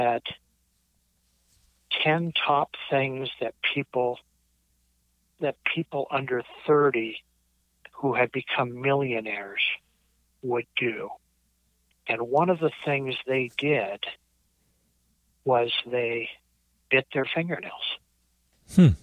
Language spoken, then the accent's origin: English; Portland, Oregon, United States; moved away as an adult; also born or lived in Eugene, Oregon; now in Lancaster, New Hampshire, United States; I grew up in Portland, Oregon, and went to school at University of Oregon, Eugene, Oregon there. And then when I was 26, I left Oregon.